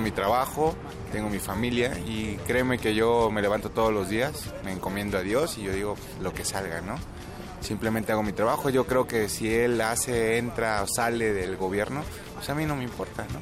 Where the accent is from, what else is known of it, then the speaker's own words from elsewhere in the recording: Mexico; soy mexicano